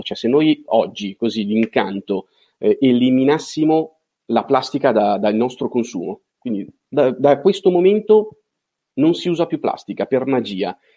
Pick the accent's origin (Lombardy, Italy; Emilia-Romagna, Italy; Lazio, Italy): Lombardy, Italy; Milan; moved away as an adult; also born or lived in Genoa; nato e cresciuto a Milano